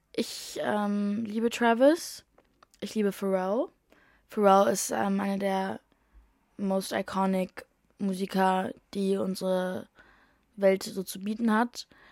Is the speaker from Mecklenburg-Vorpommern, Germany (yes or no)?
no; Berlin, Germany; moved away as an adult; now in London, United Kingdom; meine Heimat, aka Berlin